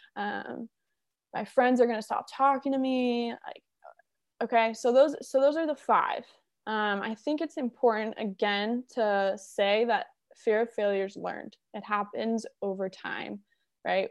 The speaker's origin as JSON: {"language": "English", "town": "Wellington", "region": "Florida", "country": "United States", "tie": "born or raised there", "said": "I grew up in South Florida, West Palm Beach, Wellington area"}